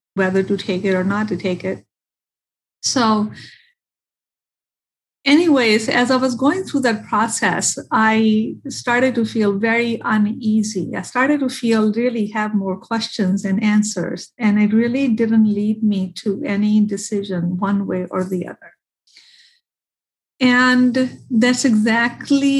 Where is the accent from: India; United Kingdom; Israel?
India; now in Michigan, United States; I am from India. I have family in India